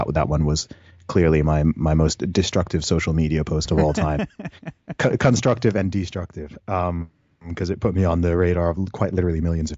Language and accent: English; Saudi Arabia; also born or lived in United Kingdom; So, I was born in the UK. I grew up in Saudi Arabia. I went to an international school for several years.